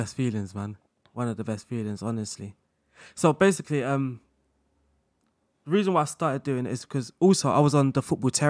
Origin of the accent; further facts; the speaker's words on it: London, United Kingdom; accent: London; I think obviously people kind of could tell from my background, through my voice and my accent. I had a more of a London accent then.